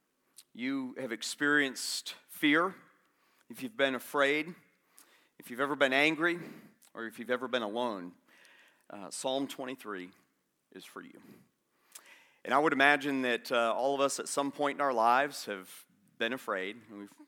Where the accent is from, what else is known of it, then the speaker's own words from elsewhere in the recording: Florida, United States; moved away; also born or lived in Atlanta; I'm from Florida